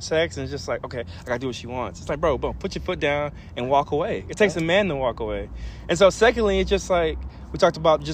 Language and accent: English; Caddo Mills, Texas, United States; I'm from Caddo Mills, and so pretty much all white school